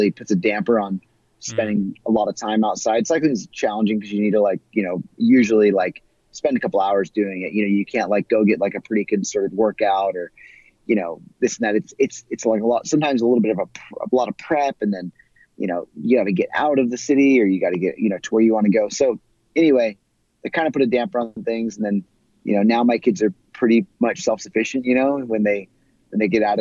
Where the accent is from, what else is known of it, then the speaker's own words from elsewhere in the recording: California, United States; growing up in California and spending a lot of time in the desert Southwest